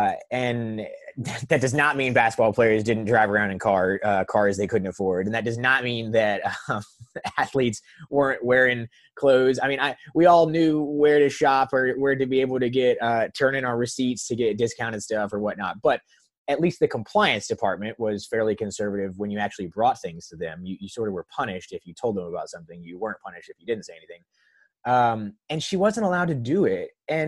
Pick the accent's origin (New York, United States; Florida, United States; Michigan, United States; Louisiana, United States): Florida, United States; Tallahassee; also born or lived in North Carolina; I root for Florida State hoops and football over anything else, being born and raised in Tallahassee.